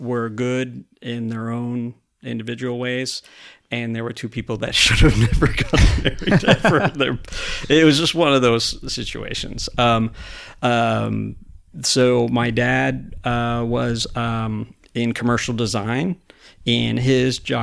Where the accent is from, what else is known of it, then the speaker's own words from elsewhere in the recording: Stamford, Connecticut, United States; also born or lived in Norwalk, Connecticut; now in Ocala, United States; I was born in Stamford, Connecticut at Stamford Hospital